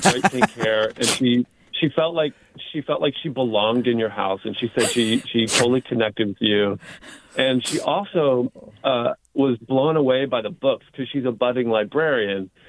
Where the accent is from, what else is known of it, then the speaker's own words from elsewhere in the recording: East Coast, United States; moved away; I, I grew up on the East Coast.